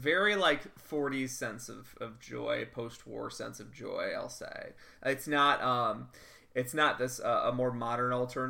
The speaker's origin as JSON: {"language": "English", "town": "Chicago", "region": "Illinois", "country": "United States", "tie": "born or raised there", "said": "So the fun thing about growing up in Chicago"}